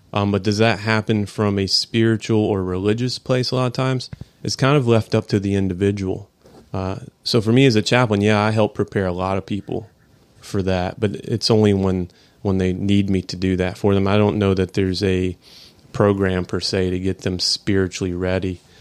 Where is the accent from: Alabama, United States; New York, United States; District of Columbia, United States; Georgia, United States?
Georgia, United States; Atlanta; I'm from High Atlanta, Georgia.